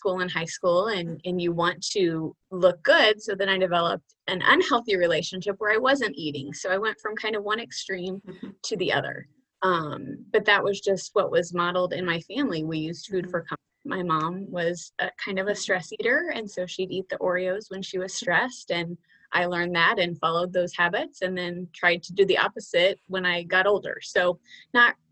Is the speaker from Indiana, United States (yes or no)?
yes; Indiana, United States; now in Arizona, United States; I grew up in Indiana. I'm a Midwest girl